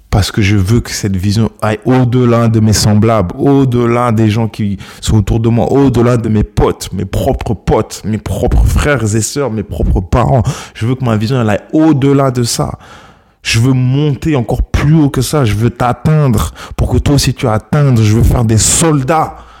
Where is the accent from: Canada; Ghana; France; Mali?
Ghana; mon pays d'origine, le Ghana